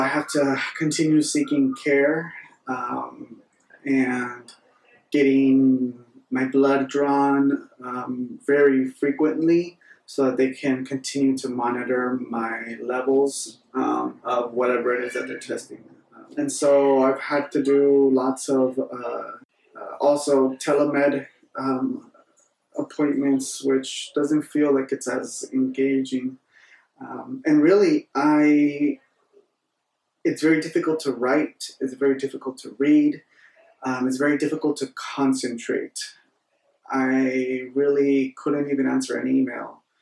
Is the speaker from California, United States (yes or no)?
yes; Northern California, United States; I'm in Northern California. I am back in my hometown where I was not born, but raised